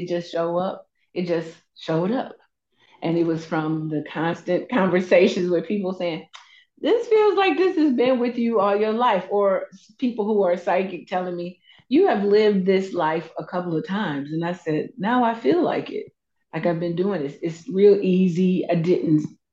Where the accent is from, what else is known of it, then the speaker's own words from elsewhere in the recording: Anniston, Alabama, United States; moved away; also born or lived in Georgia; I am from Anniston, Alabama, a little bitty town, probably like 2 hours away from Atlanta, and then probably 2 hours, maybe 1.5 hours away from Birmingham. I grew up there. I was born there, but didn't live there all my time